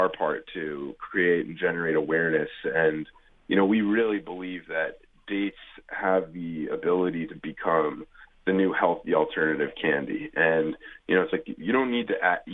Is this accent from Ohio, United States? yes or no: yes; Cleveland, Ohio, United States; now in California, United States; I grew up in Cleveland, Ohio